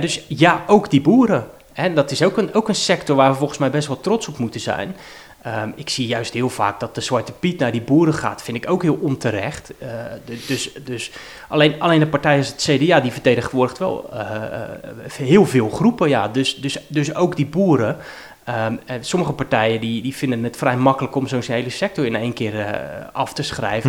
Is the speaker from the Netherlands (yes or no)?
yes; Rotterdam, South Holland, Netherlands; ik ben geboren in Vreewijk en heb in Lombardije gewoond. Eh, en nog op een andere plek. Ik heb in Feyenoord ook nog gewoond. Dus ik heb op een heel aantal plekken in, in Rotterdam-Zuid gewoond